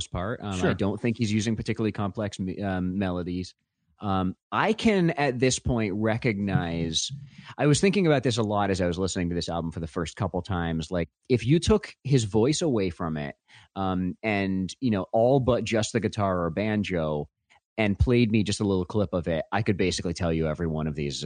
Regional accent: Vermont, United States; I'm from Vermont

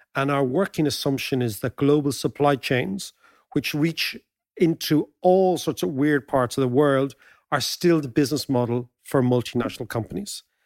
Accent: Ireland; being Irish

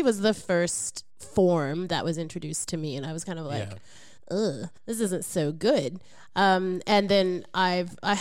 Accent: Oklahoma, United States; I'm from Oklahoma

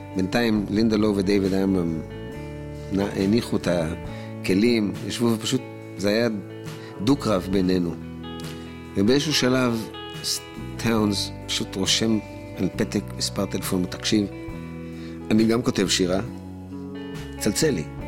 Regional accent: Israel; אני ישראלי, שר בעברית

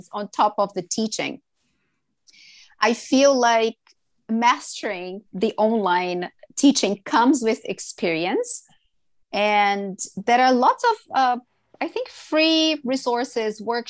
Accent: Brazil; English is a second language; moved away as an adult; now in Vancouver, Canada; I'm from Brazil and Brazilians are very talkative

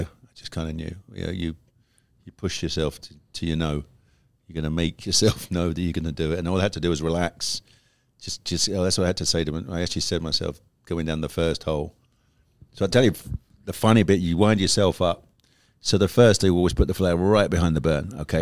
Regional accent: United Kingdom; I'm a Brit

